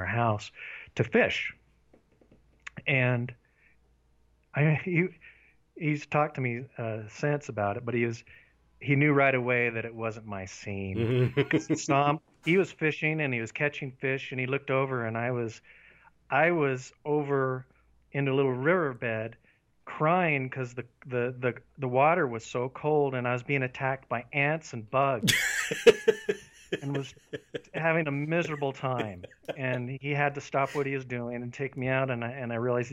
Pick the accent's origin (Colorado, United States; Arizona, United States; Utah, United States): Utah, United States; Paradise; also born or lived in Salt Lake City, Utah; I was born in Salt Lake City, and when I was 2 years old, we moved to a town called Paradise, which is up in the northern part of Utah, and it's a very rural town.